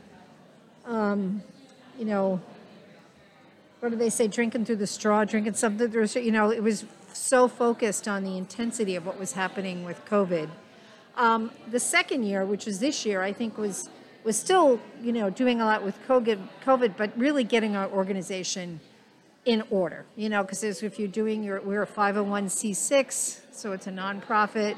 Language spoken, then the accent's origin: English; New York, United States; now in Nebraska, United States; I'm a New Yorker, so I use kibitz as a term from time to time